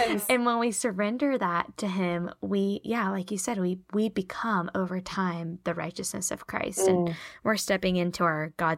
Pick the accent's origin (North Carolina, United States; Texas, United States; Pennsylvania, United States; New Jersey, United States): North Carolina, United States; Charlotte; well, I'm from Charlotte and I'm married to Daniel and I went to this college and these are my friends.